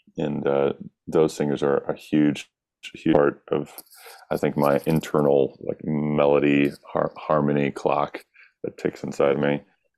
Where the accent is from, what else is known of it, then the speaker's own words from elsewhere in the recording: the South, United States; Growing up in the South was a big part of that, singing in the church choir and, you know, just being this kind of like daydreamy, rural kid.